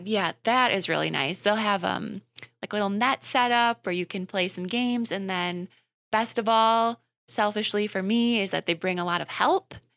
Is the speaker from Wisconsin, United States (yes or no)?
yes; Wisconsin Rapids, Wisconsin, United States; I'm from Wisconsin Rapids, so I've been to the downtown Grand Affair plenty of times